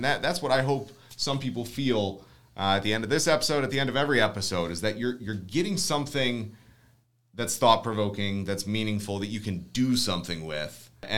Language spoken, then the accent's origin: English; Ohio, United States; we're from Ohio